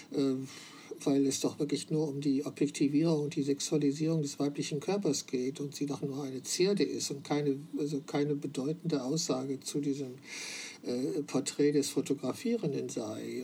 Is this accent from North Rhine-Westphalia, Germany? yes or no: yes; Wülfrath, North Rhine-Westphalia, Germany; moved away as an adult; dieser Stadt verbindet, in der ich geboren und 21 Jahre gelebt habe